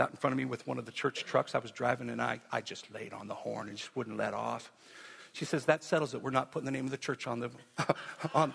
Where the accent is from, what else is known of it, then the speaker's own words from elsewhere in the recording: Wyoming, United States; I'm from Wyoming